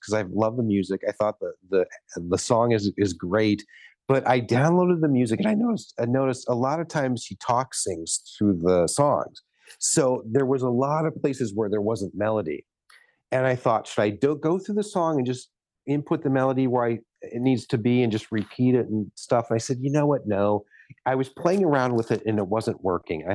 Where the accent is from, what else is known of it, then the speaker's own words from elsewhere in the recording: Ohio, United States; now in California, United States; I'm from the East. I'm from Ohio